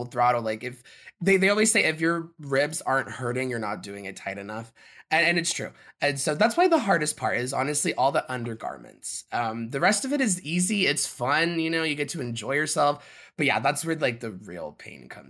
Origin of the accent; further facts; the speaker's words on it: South Lake Tahoe, California, United States; my hometown that I was born in, South Lake Tahoe.